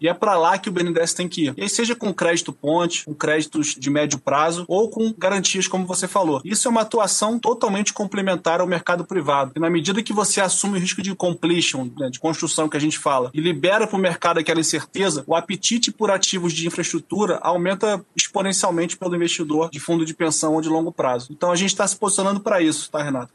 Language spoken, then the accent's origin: Portuguese; Rio de Janeiro, Brazil; lá no Rio de Janeiro, na Tijuca, onde eu fui criado